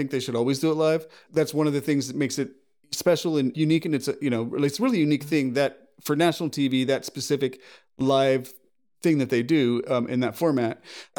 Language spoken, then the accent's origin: English; United States; And as an American